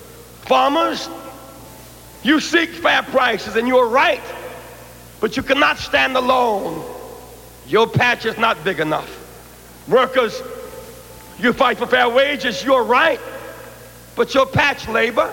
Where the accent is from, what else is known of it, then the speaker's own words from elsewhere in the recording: Greenville, South Carolina, United States; When I was a child growing up in Greenville, South Carolina, and grandmama could not afford a blanket